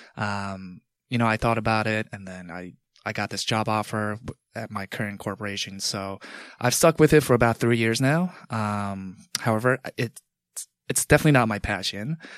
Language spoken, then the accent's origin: English; Long Island, New York, United States; also born or lived in Manhattan; growing up in Long Island